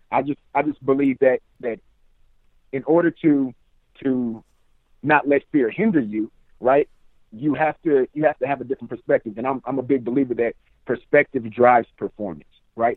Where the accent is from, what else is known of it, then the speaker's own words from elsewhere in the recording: Richmond, California, United States; now in Sacramento, United States; I'm from Richmond, California, now residing in Sacramento